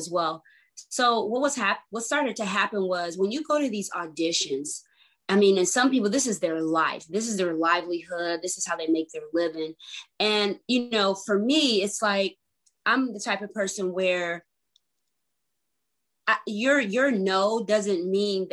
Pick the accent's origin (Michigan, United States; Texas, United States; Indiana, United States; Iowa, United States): Michigan, United States; Grand Rapids; also born or lived in Detroit; now in California, United States; I was born in Detroit, but raised in Grand Rapids